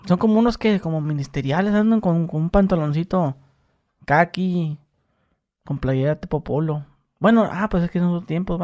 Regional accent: Mexicali, Baja California, Mexico; yo soy de Mexicali

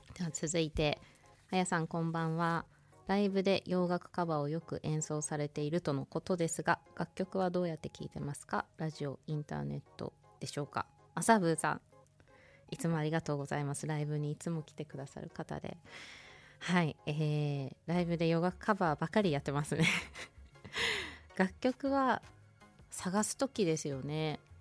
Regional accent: Hokuto, Hokkaido, Japan; 北斗市私出身なんですよ

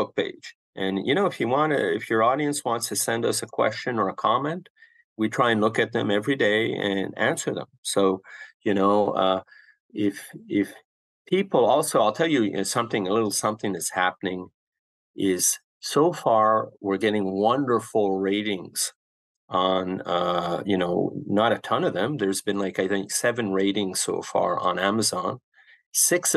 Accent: Canada; as a Canadian

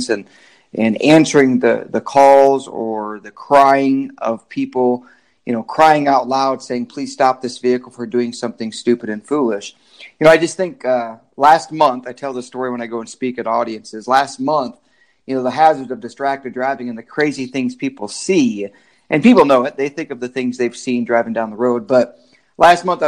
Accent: Michigan, United States; moved away as an adult; now in Kansas, United States; I am from Michigan, really. The military is what brought me to Kansas

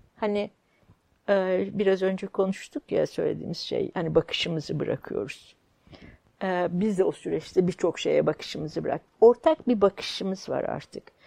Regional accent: Kayseri Province, Turkey; born or raised there; moved away; also born or lived in Istanbul

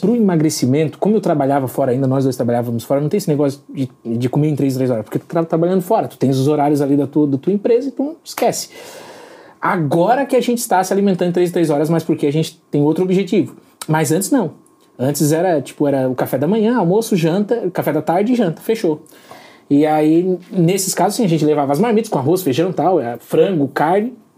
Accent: Balneário Rincão, Santa Catarina, Brazil; Nós somos de, do Balneário Rincão, Santa, Santa Catarina

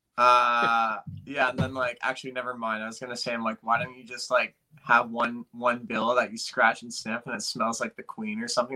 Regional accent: Canada; we're from Canada

